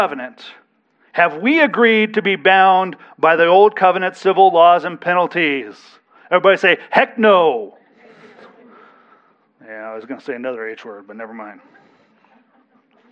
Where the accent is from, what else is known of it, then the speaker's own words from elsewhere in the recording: United States; we as American citizens are under an obligation to abide by the civil laws of our county, our state, and our nation